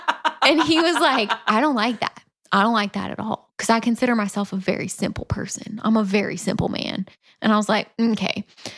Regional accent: Central Florida, United States; moved away; And I'm from Central Florida

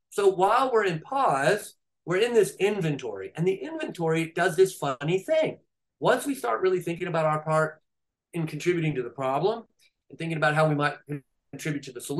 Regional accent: California, United States; I'm from California, they're right down the road from you

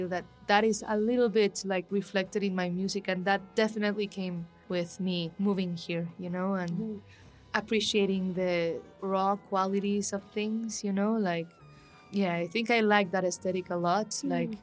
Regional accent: Guatemala City, Guatemala Department, Guatemala; moved away as an adult; also born or lived in Antigua, Guatemala; now in Mexico City, Mexico; I'm from Guatemala City as well.

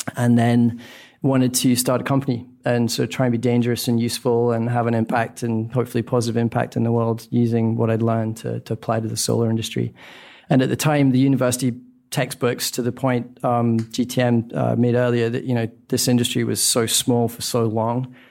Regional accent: Scotland, United Kingdom; moved away; born in Scotland, which I think if it's not the least sunny country on planet Earth, it's certainly a candidate

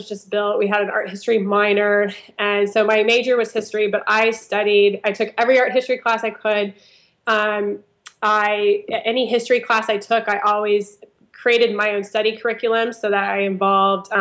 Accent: Auburn, Alabama, United States; I grew up actually in Auburn, Alabama

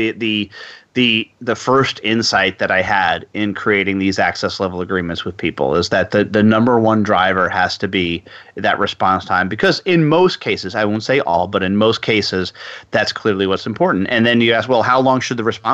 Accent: New York, United States; now in Texas, United States; I'm originally from New York

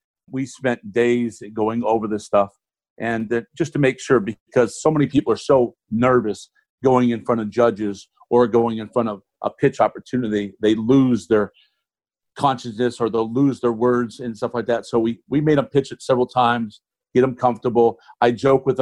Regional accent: Ohio, United States; I'm originally from Ohio

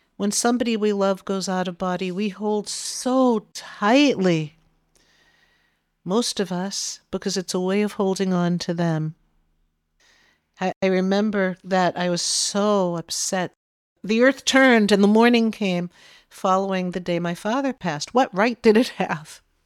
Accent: Massachusetts, United States; we're from Massachusetts

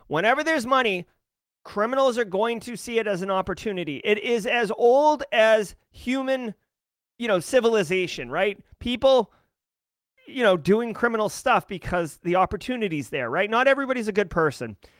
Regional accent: Boston, Massachusetts, United States; I am from Boston

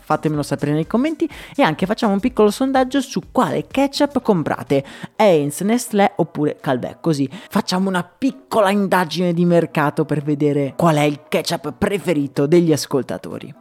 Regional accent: Italy; also born or lived in Dublin, Ireland; il simbolo del mio paese

